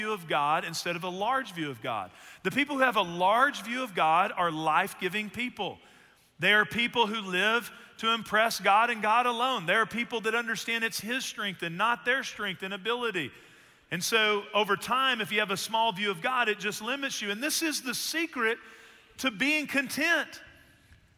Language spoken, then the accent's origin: English; Texas, United States; We're from Texas